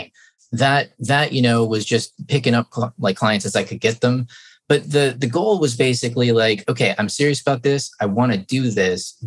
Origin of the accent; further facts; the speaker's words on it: Traverse City, Michigan, United States; my hometown, Traverse City